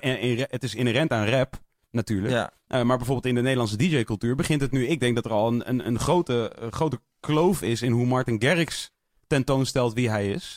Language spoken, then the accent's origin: Dutch; Netherlands; als Nederlander